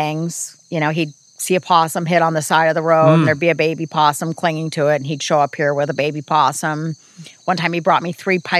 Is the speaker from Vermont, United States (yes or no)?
no; Santa Barbara, California, United States; And since I was from Santa Barbara, a lot of people called me ….